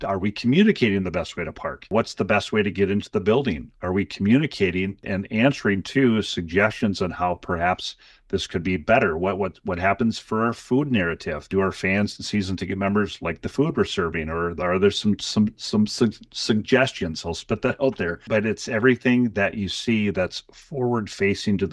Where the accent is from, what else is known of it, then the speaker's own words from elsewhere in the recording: Lake City, Minnesota, United States; I didn't grow up around soccer. I'm from Lake City, Minnesota. We had the traditional sports